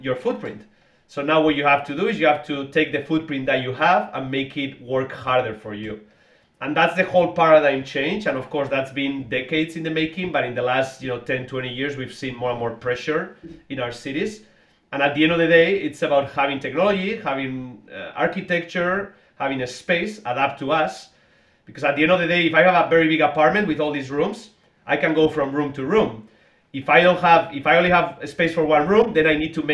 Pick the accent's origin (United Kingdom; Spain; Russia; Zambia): Spain; Basque Country; moved away as an adult; also born or lived in Boston, United States; now in United States; I'm from the Basque region of Spain originally. I came to the US many years ago, to MIT in Boston